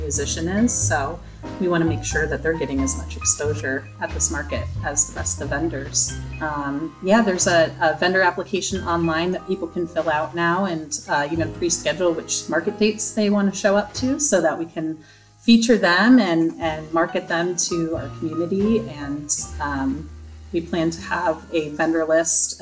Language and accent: English; New England, Connecticut, United States; moved away as an adult; now in Kingston, United States; I'm from New England, so just the views alone make me think of being back home in Connecticut